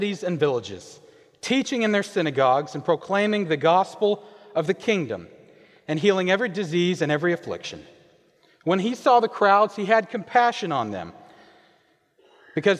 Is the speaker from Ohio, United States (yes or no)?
no; Kansas, United States; moved away; I am originally from Kansas. And growing up, I could stand out in our front yard and see an ocean of wheat